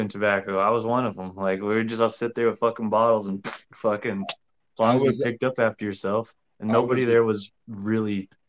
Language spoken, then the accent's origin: English; Texas, United States; moved away; also born or lived in St. Louis; being from the part of Texas I'm in, it's just like my hometown's 90% Mexican and the rest is just like whites and blacks.